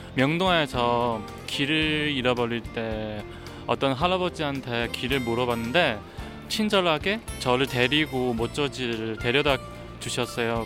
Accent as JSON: {"language": "Korean", "country": "China", "second_language": "Korean", "moved": "as an adult", "lives_now": "Seoul, South Korea", "said": "저는 사실 중국 사람이에요. 한국에서 산 지 한 6년 됐어요."}